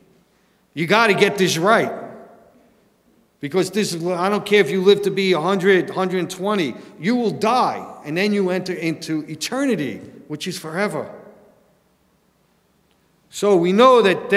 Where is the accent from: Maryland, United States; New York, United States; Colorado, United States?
New York, United States; New York City; I grew up in New York City